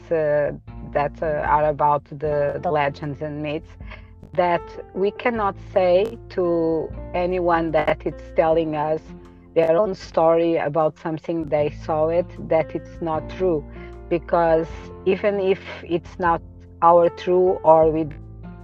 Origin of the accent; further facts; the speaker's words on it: Sintra, Lisbon, Portugal; Near Lisbon. I'm from Sintra